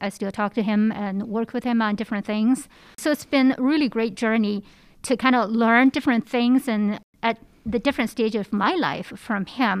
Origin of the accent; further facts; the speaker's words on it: Hubei, China; moved away as an adult; now in United States; I grew up in China. I came to the United States for graduate study, as many international students do here. Came here in 2001 and never left.